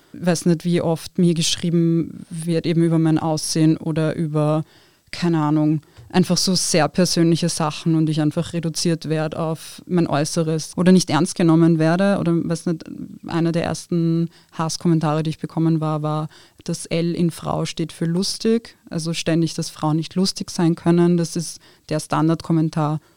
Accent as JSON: {"language": "German", "town": "Wiener Neustadt", "region": "Lower Austria", "country": "Austria", "tie": "born or raised there", "second_language": "German", "moved": "as an adult", "lives_now": "Vienna, Austria", "said": "Also ich bin in Wiener Neustadt aufgewachsen"}